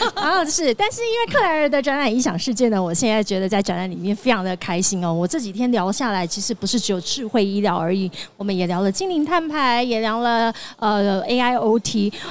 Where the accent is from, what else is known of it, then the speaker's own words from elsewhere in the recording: Tainan, Taiwan; moved away; 我是台南人